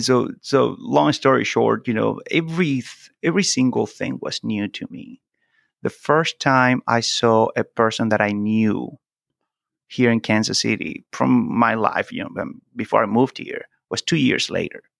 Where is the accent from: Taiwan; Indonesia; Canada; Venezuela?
Venezuela; first language Spanish; English is a second language; moved away as an adult; also born or lived in Italy / Brazil; now in United States; I'm from Venezuela